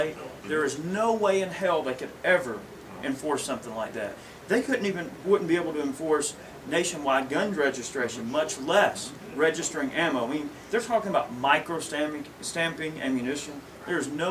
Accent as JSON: {"language": "English", "country": "United States", "said": "being American"}